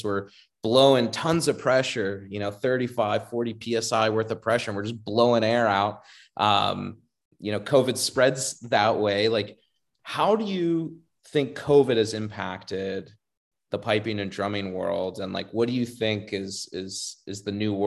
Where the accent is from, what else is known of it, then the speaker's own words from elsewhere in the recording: Florida, United States; I remember growing up in Florida, I started playing when I was about 10, 11 years old in a band called the Lee County Pipes and Drums in Fort Myers, Florida